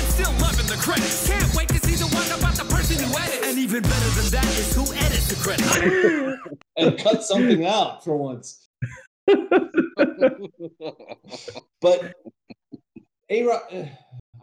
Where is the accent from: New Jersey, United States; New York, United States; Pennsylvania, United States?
New Jersey, United States; I've traveled the country in my life, but I'm from New Jersey, so I always talk about how I'm from New Jersey